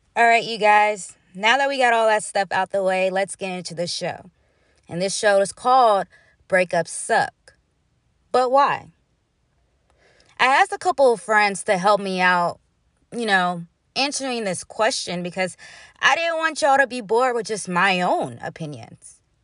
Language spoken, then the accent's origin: English; Huntsville, Alabama, United States; my hometown, the two five six Huntsville, Alabama